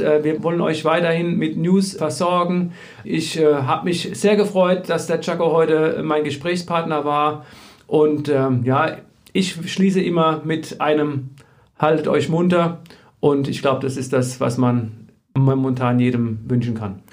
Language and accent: German; Germany; Ich komme selbst aus dem Odenwald.